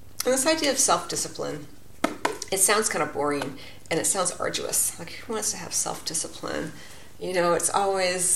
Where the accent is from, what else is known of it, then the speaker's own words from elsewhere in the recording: California, United States; my home state of California